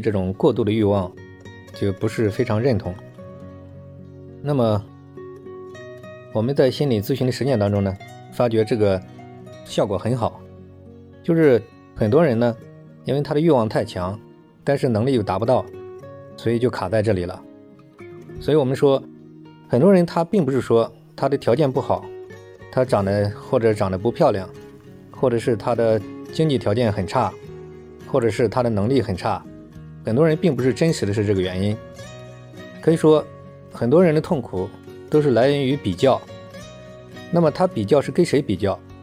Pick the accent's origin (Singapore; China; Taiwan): China; 我们中国人的文化